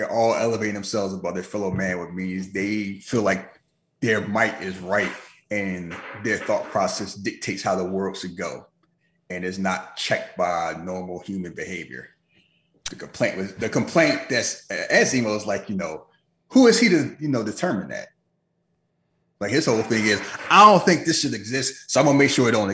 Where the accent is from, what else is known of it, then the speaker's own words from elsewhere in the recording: United States; as an American